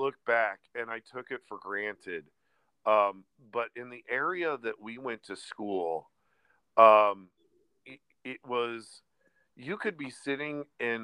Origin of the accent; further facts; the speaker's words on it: Des Moines, Iowa, United States; moved away as an adult; also born or lived in Chicago, Illinois / Florida; we all grew up in the same area. We're all from Des Moines, Iowa.